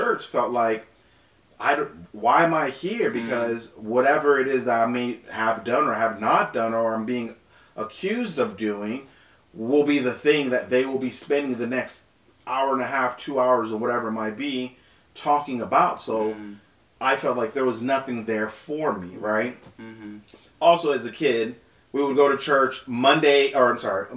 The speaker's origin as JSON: {"language": "English", "town": "Naples", "region": "Florida", "country": "United States", "tie": "born or raised there", "also_born_or_lived": "Haiti", "said": "my family in Naples, Florida"}